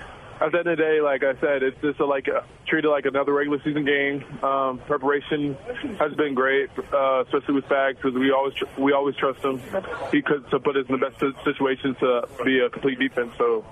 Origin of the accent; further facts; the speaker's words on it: Kansas City, United States; it's crazy because I grew up in Kansas City.